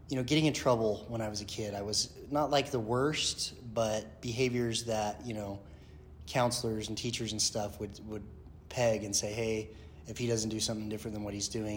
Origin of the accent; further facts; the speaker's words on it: Kaysville, Utah, United States; also born or lived in St. Louis / Denver; I grew up here in Utah. Was an Army brat, at a young age